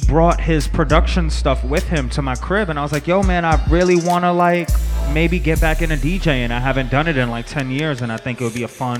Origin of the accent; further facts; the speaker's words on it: New York City, New York, United States; I was born in the Bronx, the greatest borough in New York City.